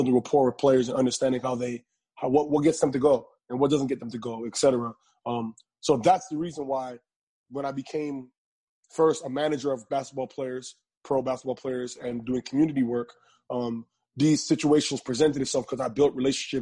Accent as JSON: {"language": "English", "town": "Toronto", "region": "Ontario", "country": "Canada", "said": "I'm from Toronto, Ontario"}